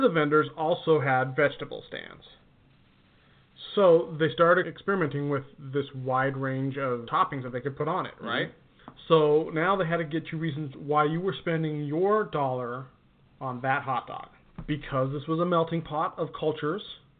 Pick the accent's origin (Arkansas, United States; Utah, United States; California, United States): Utah, United States; moved away; where I grew up in Utah